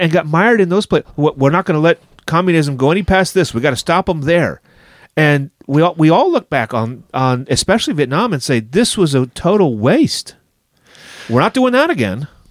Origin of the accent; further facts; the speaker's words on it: United States; although I am an American